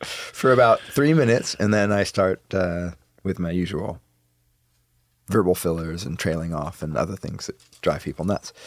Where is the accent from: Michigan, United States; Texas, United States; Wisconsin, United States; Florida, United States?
Wisconsin, United States; Madison; now in Oregon, United States; I grew up in Madison, Wisconsin.